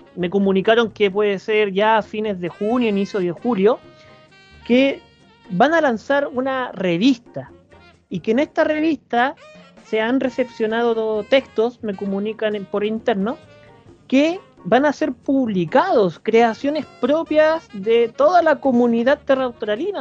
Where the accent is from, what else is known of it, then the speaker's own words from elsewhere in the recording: Chile; somos chilenos